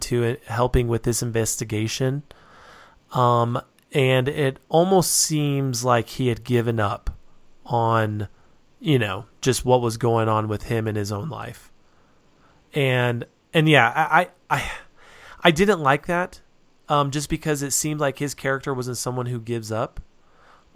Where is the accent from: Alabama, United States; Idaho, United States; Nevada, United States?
Nevada, United States; Reno; now in Utah, United States; I grew up in Nevada, and there are a few Indian reservations that are close to where I grew up